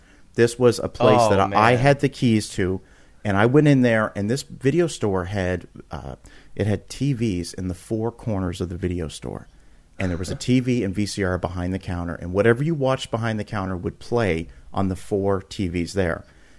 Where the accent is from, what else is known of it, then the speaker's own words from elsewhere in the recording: Canada; now in United States; and I'm originally from Canada, and then we moved to the United States, and there was way more video stores when I moved to the United States